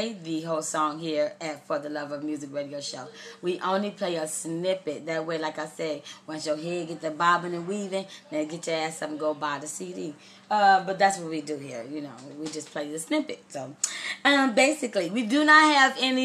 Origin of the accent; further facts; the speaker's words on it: Austin, Texas, United States; now in California, United States; I am from Austin, Texas. But I live in Cali